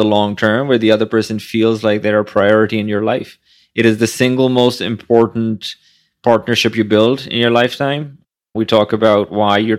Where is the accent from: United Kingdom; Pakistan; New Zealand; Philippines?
Pakistan; now in New York City, United States; I went from someone who barely passed high school growing up in Pakistan